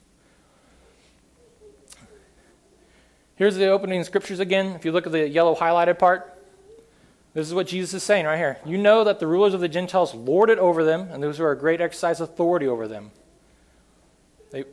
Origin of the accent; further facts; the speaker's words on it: upstate Northern California, United States; This is my hometown. The picture on the left is how my hometown usually looks. Just an absolute beautiful place in very upstate Northern California.